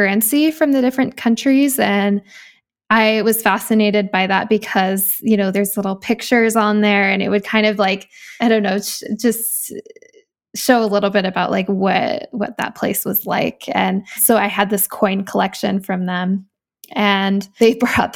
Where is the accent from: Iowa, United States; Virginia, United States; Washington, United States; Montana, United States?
Washington, United States; Seattle; also born or lived in Bellingham, Washington; I'm originally from the Seattle area and went to school at Western Washington University in Bellingham, Washington.